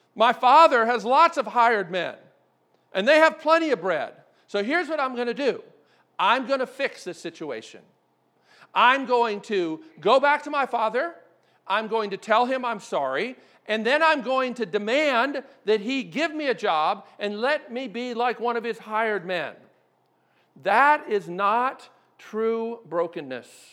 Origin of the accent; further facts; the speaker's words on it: Maryland, United States; moved away; I grew up in Maryland